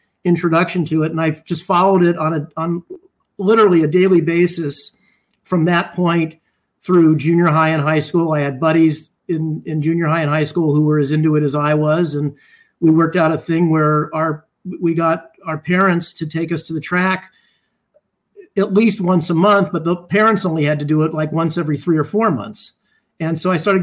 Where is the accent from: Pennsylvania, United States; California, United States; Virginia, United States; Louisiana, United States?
California, United States; Los Angeles; I grew up in the San Fernando Valley in the LA area